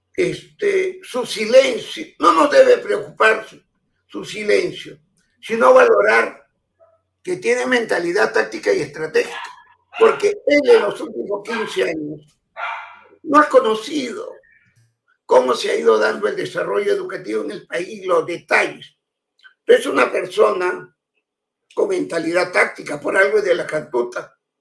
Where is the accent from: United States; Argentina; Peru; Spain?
Peru; soy, lo digo con toda humildad, el único peruano que tiene las palmas magisteriales